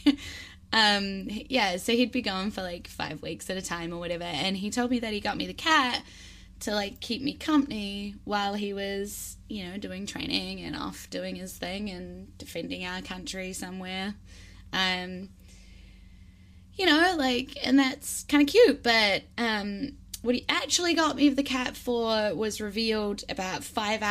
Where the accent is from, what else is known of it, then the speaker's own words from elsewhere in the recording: Wellington, New Zealand; my hometown here in Wellington in New Zealand